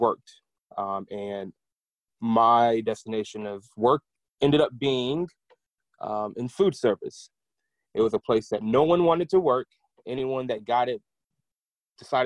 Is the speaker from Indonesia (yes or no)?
no; Nashville, Tennessee, United States; also born or lived in Portsmouth, Virginia / Kentucky; Originally, I am from Virginia, Portsmouth, Virginia, but I grew up in Nashville.